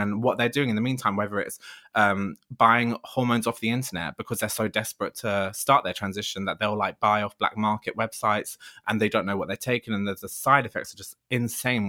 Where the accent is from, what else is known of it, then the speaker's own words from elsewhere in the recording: Ladbroke Grove, London, United Kingdom; moved away as an adult; I'm from Lambert Grove, originally born and bred, just moved away actually 'cause I can't afford to live there anymore.